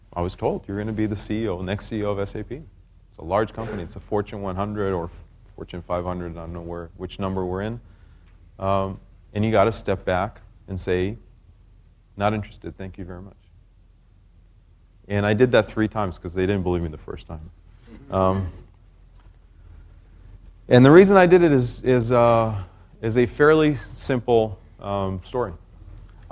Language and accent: English; Israel; moved away; I was born in Israel